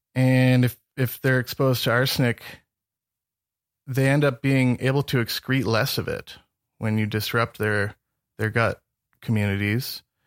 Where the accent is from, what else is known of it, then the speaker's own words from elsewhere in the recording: Northern Michigan, United States; moved away as an adult; now in Montana, United States; I grew up in Northern Michigan